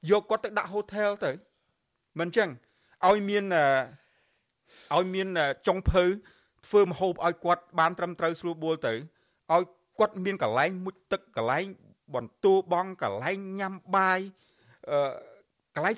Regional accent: Cambodia

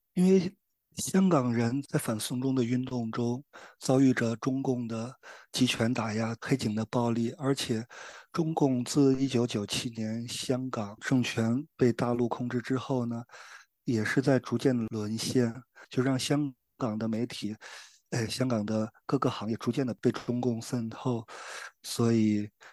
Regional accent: China; 还有我们大陆人

